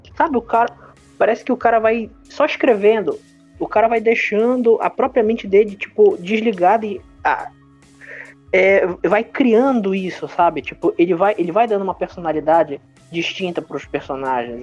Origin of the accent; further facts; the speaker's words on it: Brazil; a gente é brasileiro